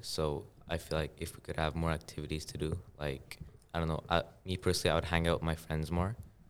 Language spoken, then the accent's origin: English; Afghanistan; moved away; Okay, so I'm in 8th grade, and I'm from Afghanistan.